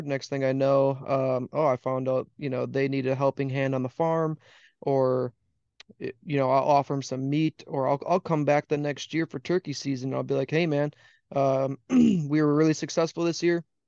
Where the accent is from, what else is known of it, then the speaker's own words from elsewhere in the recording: Wisconsin, United States; I came back to my home state, which is Wisconsin